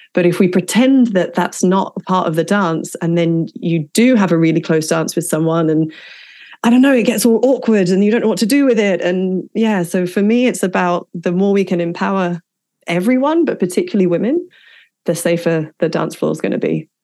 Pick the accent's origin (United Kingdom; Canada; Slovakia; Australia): United Kingdom; England; growing up in England